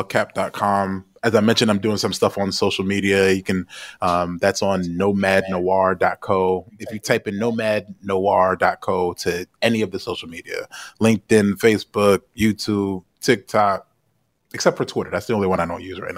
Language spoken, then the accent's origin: English; United States; moved away; because I'm an American